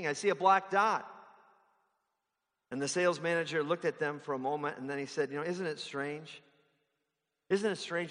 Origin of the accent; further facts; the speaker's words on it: Palatine, Illinois, United States; now in Fargo, United States; the big mega church where I grew up, started in my hometown in Palatine